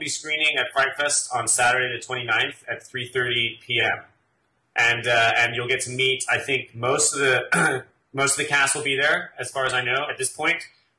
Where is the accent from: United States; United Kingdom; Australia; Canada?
United Kingdom; England; accent: English; wife has mentioned to me that even though I throw in the odd English euphemism and word, I don't sound as English as I used to.